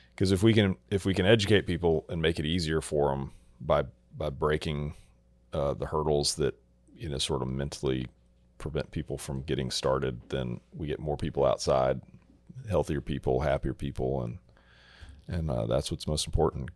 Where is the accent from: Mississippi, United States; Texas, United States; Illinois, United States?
Texas, United States; growing up in Texas